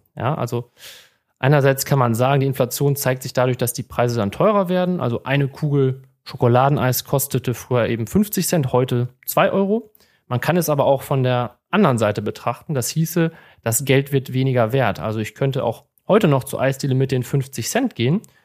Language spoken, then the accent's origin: German; Münsterland, North Rhine-Westphalia, Germany; moved away as an adult; now in Bochum, Germany; bin gebürtiger Münsterländer, habe dort auch meine Ausbildung zum Bankkaufmann